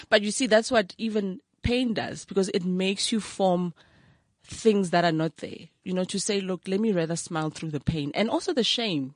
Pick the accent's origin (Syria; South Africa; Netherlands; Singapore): South Africa; Brakpan, Gauteng; also born or lived in KwaThema / Springs; grew up from Tsakane